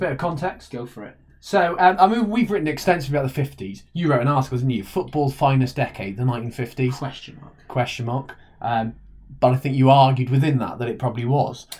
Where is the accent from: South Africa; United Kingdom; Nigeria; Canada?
United Kingdom; Wales; we're from Wales